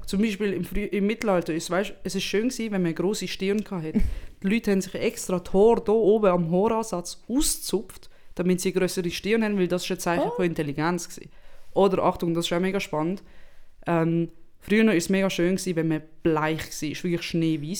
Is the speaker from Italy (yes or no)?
yes; Italy; now in Switzerland; als Italienerin